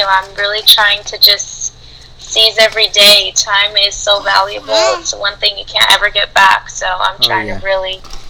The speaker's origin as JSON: {"language": "English", "region": "Southern California", "country": "United States", "tie": "born or raised there", "said": "I'm from California, specifically SoCal. I was born and raised out there. No plans of moving out. I'm pretty much a SoCal girl."}